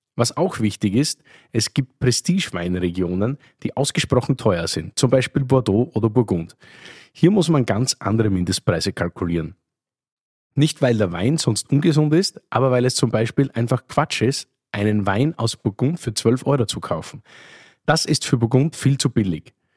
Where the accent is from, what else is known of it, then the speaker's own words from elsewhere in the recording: Oberlungitz, Styria, Austria; moved away; Ich bin sozusagen im Wirtshaus aufgewachsen, in Oberlungitz, einem österreichischen 288 Seelendorf, eine halbe Stunde von Graz entfernt